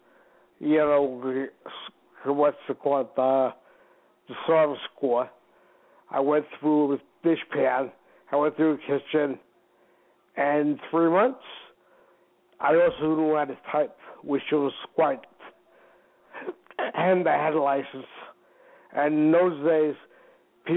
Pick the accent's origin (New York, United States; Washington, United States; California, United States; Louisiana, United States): New York, United States; New York City; I come from Queens, New York